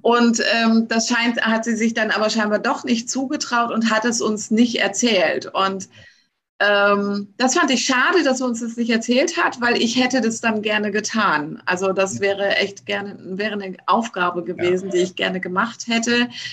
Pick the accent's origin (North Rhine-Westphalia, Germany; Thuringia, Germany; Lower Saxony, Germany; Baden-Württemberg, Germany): Lower Saxony, Germany; moved away; ich komme ja aus Niedersachsen